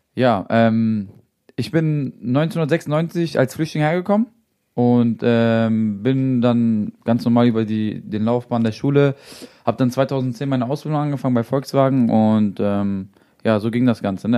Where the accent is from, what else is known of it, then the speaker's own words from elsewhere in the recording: Salzgitter, Lower Saxony, Germany; also born or lived in Braunschweig; Wir kommen aus Salzgitter, aber wir wollten natürlich lieber gerne hier in Braunschweig bleiben